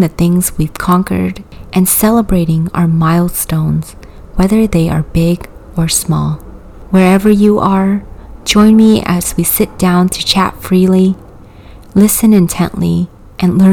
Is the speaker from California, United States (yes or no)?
yes; California, United States; English is a second language; also born or lived in Vietnam; My little family and I immigrated from Vietnam to California in the winter of 1998 with little to no money. I was 8 years old and didn't speak a speck of English